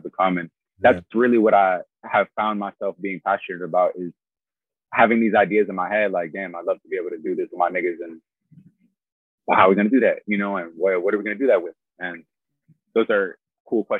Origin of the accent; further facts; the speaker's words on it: Haverhill, Massachusetts, United States; moved away; also born or lived in Florida; I was born in Haverhill, Massachusetts